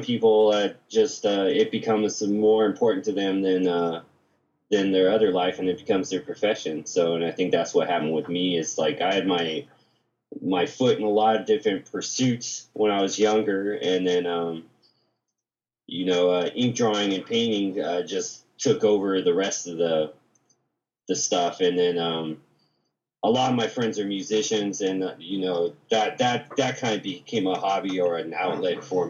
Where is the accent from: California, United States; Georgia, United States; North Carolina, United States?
California, United States; La Crescenta; moved away as an adult; also born or lived in San Francisco; I grew up just outside of Los Angeles in the foothills in a town called La Crescenta